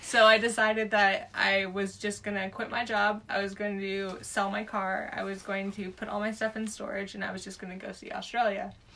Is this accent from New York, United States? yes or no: no; Southern California, United States; moved away as an adult; Had three years away from the States, where originally I'm from Southern California